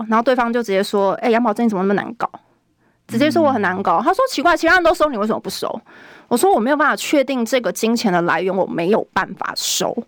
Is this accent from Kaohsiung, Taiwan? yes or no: no; Taipei, Taiwan; 我本来就是在地出生长大，我是民生社区出生长大的，所以我读的是民权国小，哦，包含附设幼稚园也是在民权国小读的。对。再来是民生国中，再来松山高中。后来我读正大才离开了松山信义，去，但其实我住家都还是在民生社区那边。那所以我其实是在地人